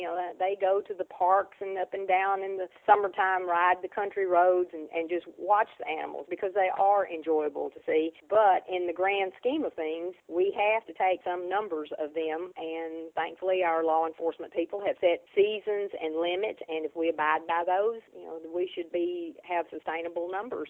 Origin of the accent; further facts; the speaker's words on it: Tennessee, United States; county I was born in. My family {S0} Okay. {S1} lived on an isolated farm. We didn't have neighbors. We lived at the end of a dirt road, and we lived pretty much off wild game.